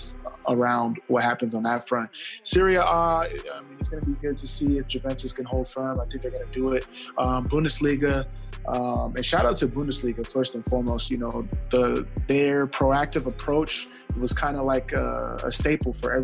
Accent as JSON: {"language": "English", "region": "California", "country": "United States", "tie": "born or raised there", "also_born_or_lived": "Philadelphia / Orlando / Kansas City / Portland", "moved": "as an adult", "lives_now": "Austin, United States", "said": "First-generation Nigerian-American, born and raised in California"}